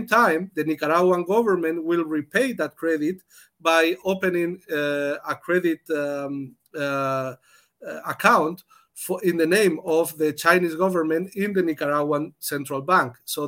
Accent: Spain; now in Germany; I come from Spain, but I have been member of the trade unions in Germany many years

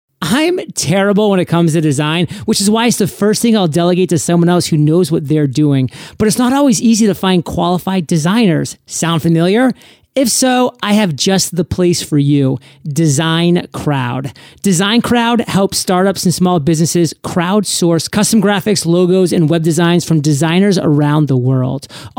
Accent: Maine, United States; And Stephen King, the great Maine author, my home state, said, writers write.

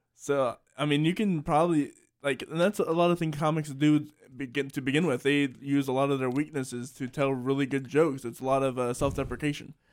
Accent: Salisbury, Maryland, United States; being from Salisbury, Maryland

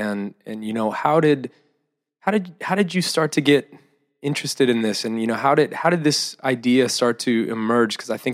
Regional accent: Wausau, Wisconsin, United States; also born or lived in Green Bay, Wisconsin; I was born in Wausau, lived in Green Bay

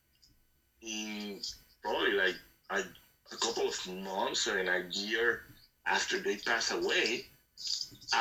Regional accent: Puerto Rico; I'm from Puerto Rico, but I got family in Colombia

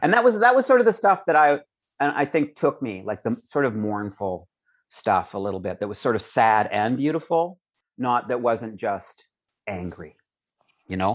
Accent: Calgary, Alberta, Canada; also born or lived in Edmonton; growing up in Calgary

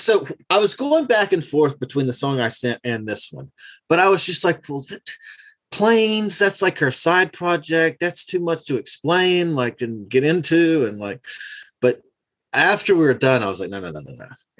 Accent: the South, United States; because I'm from the South, I've always been kind of hesitant to do anything that sounded like country music and sing in like my accent.

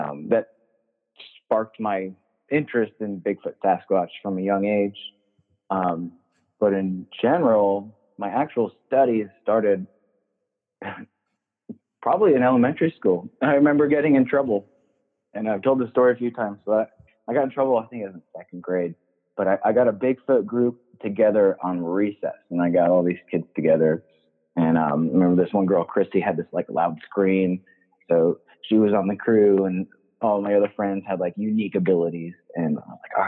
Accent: New England, United States; now in Cottage Grove, United States; born and raised in New England, growing up in the forest out there

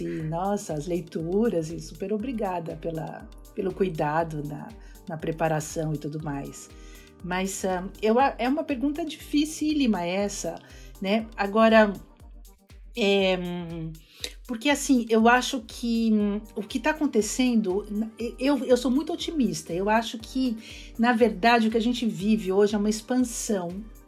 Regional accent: Brazil; moved away as an adult; also born or lived in São Paulo, Brazil / Bahia, Brazil / California, United States; now in Princeton, United States; eu venho do Brasil, eu sou brasileiro, eu dou aula de cultura brasileira

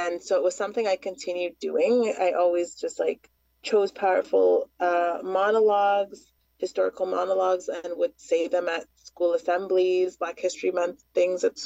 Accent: Toronto, Ontario, Canada; where I grew up in Scarborough

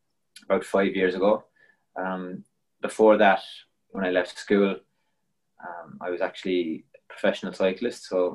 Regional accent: Cork, Munster, Ireland; moved away as an adult; also born or lived in Belgium; now in Melbourne, Australia; I'm from Cork in Ireland, originally

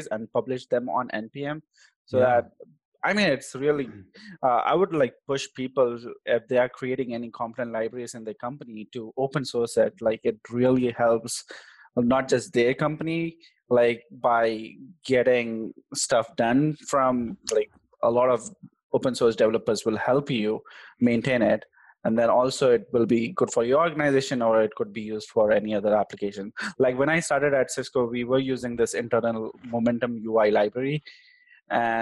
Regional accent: Hyderabad, Telangana, India; accent: Hyderabadi; moved away as an adult; also born or lived in Texas; I'm basically from India, the South Indian part of India

